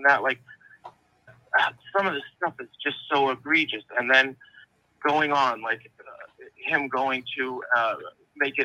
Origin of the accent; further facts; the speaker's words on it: just outside of Boston, Massachusetts, United States; I grew up just outside of Boston